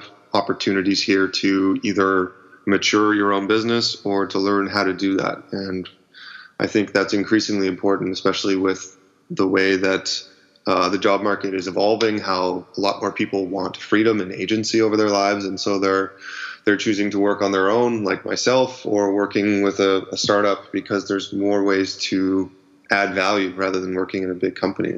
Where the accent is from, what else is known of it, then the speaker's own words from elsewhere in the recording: Ottawa, Ontario, Canada; moved away as an adult; now in Vancouver, Canada; I was born in Ottawa, and I moved out to Vancouver in 2006